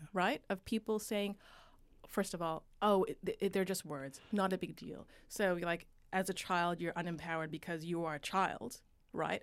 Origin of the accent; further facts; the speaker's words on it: Vancouver, British Columbia, Canada; moved away as an adult; also born or lived in United States; now in Australia; I grew up in Vancouver, right along the U S border.